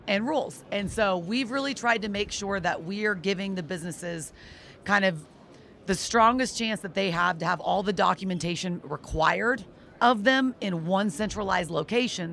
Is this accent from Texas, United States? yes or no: yes; Texas, United States; I am personally from Texas